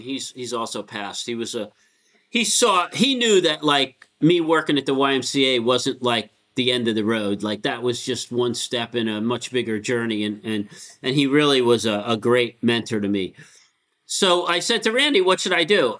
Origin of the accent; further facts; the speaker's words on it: Connecticut, United States; also born or lived in Bronx, New York; we moved to Connecticut when I was like nine